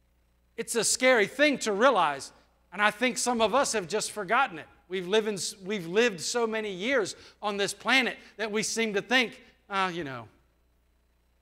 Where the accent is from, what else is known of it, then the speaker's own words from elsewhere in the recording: United States; born there; It's not because I was born in the United States.